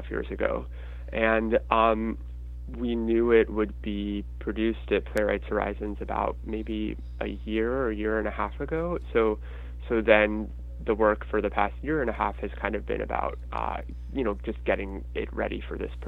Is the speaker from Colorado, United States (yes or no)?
yes; Denver, Colorado, United States; now in New York, United States; I grew up in Denver